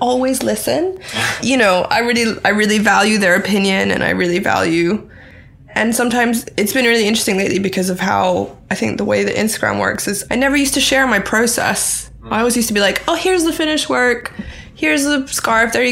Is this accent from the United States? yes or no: no; Thailand; moved away; also born or lived in Bangkok; I grew up in Thailand, so I've kind of always lived between here and Bangkok